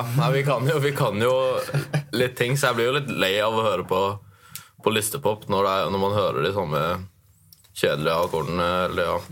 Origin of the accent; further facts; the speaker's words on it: Oslo, Norway; accent: Oslo dialect; now in Tromsø, Norway; Men jeg har jo egentlig dialekt fra Oslo.